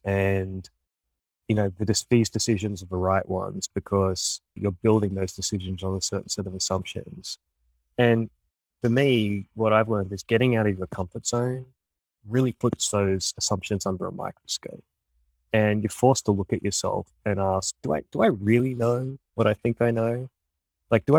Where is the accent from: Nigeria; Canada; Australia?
Australia; moved away as an adult; now in United States; the world that I grew up in Australia